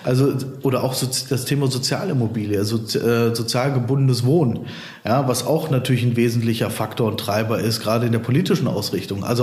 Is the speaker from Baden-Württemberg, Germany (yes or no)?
no; Cologne, North Rhine-Westphalia, Germany; now in Bonn, Germany; als äh, Kölner äh, natürlich Köln, ja, aber ich wohne ja auch schon lange in Bonn.